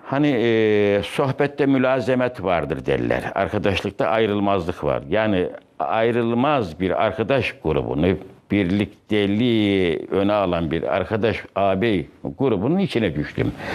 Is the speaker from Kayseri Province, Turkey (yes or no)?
yes; Kayseri Province, Turkey; moved away; Kayseri'nin merkez bir köyünde Çevril veya Çivril adıyla alınan Orada doğdum